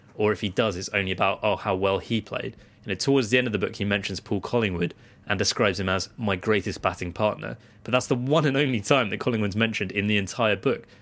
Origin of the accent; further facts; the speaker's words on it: United Kingdom; as British people